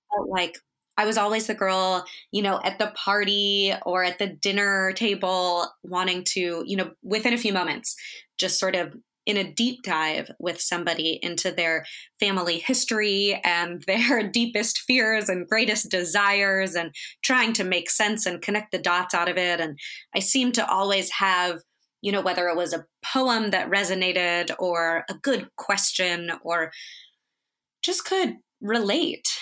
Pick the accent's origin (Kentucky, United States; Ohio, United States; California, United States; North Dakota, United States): California, United States; Northern; I grew up in Northern California